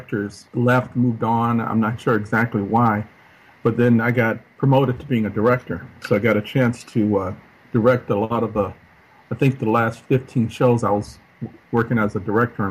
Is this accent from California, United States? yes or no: yes; Los Angeles, California, United States; I grew up in South Central Los Angeles, single mom, and she moved a lot